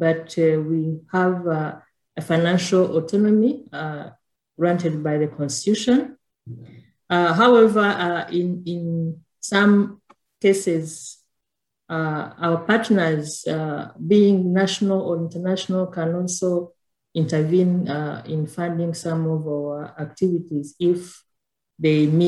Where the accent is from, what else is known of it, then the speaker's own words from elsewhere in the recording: Rwanda; I'm from Rwanda